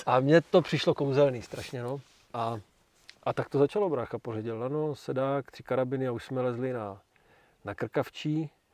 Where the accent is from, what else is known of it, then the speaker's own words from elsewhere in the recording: Brno, South Moravian Region, Czechia; já jsem Brňák jako Poleno